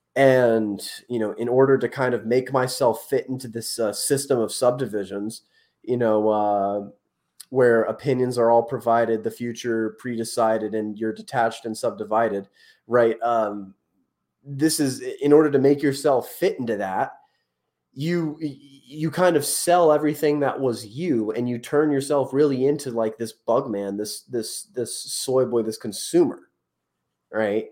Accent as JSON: {"language": "English", "region": "Northern Virginia", "country": "United States", "tie": "born or raised there", "said": "I grew up in Northern Virginia"}